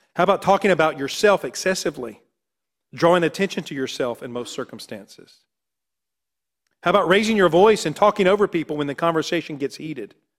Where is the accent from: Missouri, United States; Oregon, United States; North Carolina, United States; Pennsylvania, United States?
North Carolina, United States; I was raised in North Carolina